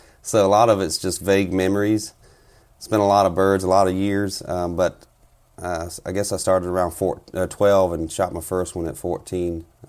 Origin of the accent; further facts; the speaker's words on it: South Carolina, United States; now in Minnesota, United States; Currently living up here in Minnesota. I'm originally from South Carolina. Been up here about 10 years now.